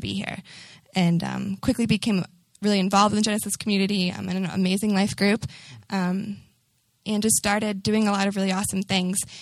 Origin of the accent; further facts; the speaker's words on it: Newton, Massachusetts, United States; now in Boston, United States; I'm from Newton, it's about a 35 minute drive from here, right outside of Boston.